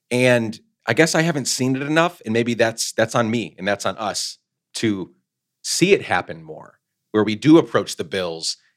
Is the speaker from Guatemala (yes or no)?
yes; Guatemala; also born or lived in New York, United States; We grew up mostly in Guatemala, where my dad is from. Born in upstate New York, but we moved back to Guatemala for like 10 years when I was growing up.